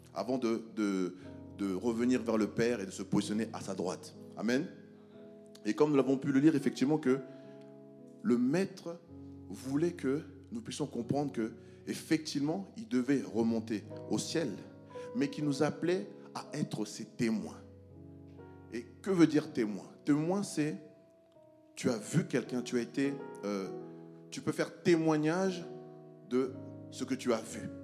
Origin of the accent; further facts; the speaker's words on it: France; moi, je viens de la France